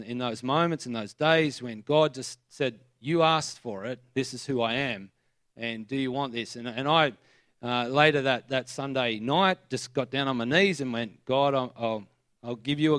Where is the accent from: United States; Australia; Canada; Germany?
Australia; New South Wales; I was brought up in Spring, like in this area. I went to Gosford Primary, Henry Kendall